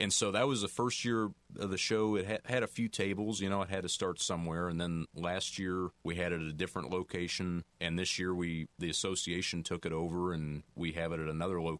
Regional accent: Missouri, United States; moved away; also born or lived in Louisiana; I'm originally from Missouri

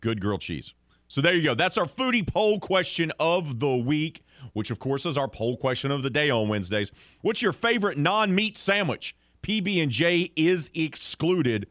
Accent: the South, United States; I say that as a Southerner

